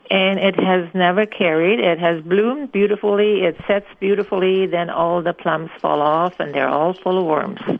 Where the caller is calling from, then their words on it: Winnipeg, Manitoba, Canada; Yes, um, I'm calling from Winnipeg